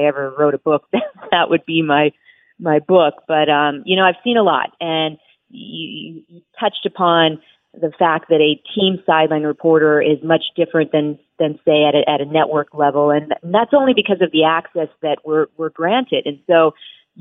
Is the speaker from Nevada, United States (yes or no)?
yes; Las Vegas, Nevada, United States; moved away as an adult; also born or lived in Philadelphia; my hometown of Las Vegas